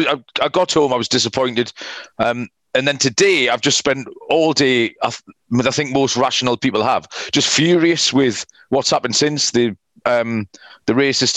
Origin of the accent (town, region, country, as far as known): England, United Kingdom